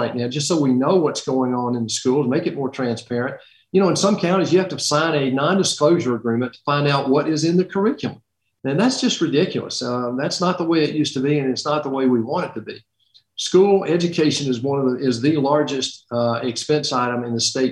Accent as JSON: {"language": "English", "region": "Middle Georgia", "country": "United States", "said": "I'm from Middle Georgia"}